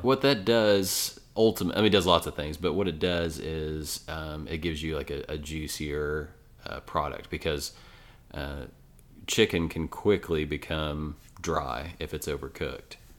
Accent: Ashland, Kentucky, United States; moved away as an adult; now in Lexington, United States; I'm from Ashland, Kentucky originally

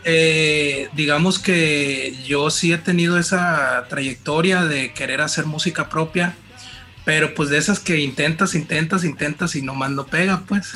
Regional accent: Mazatlán, Sinaloa, Mexico; moved away as an adult; now in Culiacán, Mexico; yo vengo de Mazatlán, tengo 10 años viviendo aquí en Culiacán

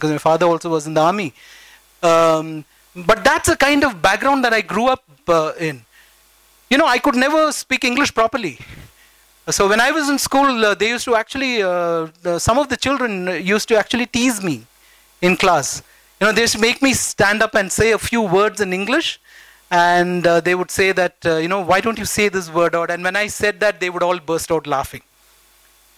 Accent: Bangalore, Karnataka, India; I grew up in the Vibhutipura village

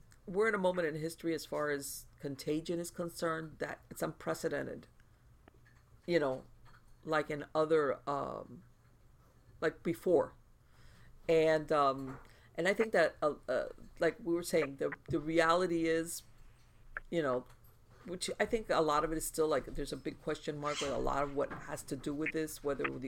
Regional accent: United States; also born or lived in South Florida; as an American

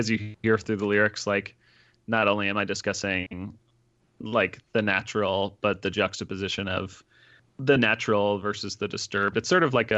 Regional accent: Charlton, Massachusetts, United States; I grew up in Charlton, which is a town that is the exact middle point between suburban like Worcester County and rural Western Mass.

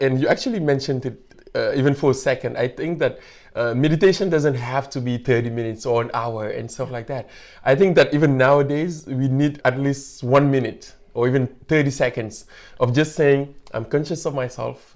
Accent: Senegal; moved away as an adult; now in Canada; I'm from Senegal

